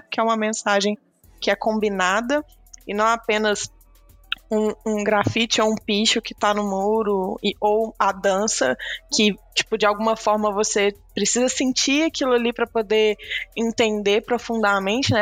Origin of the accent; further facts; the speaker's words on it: Belo Horizonte, Minas Gerais, Brazil; eu sou daqui de Belo Horizonte